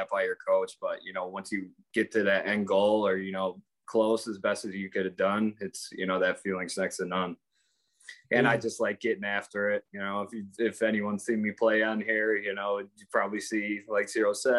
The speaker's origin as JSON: {"language": "English", "town": "Chicago", "region": "Illinois", "country": "United States", "moved": "yes", "said": "I'm from Chicago"}